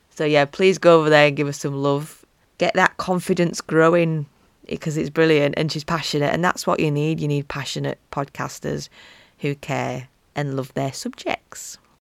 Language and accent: English; Yorkshire and the Humber, United Kingdom; accent: Yorkshire; my Yorkshire accent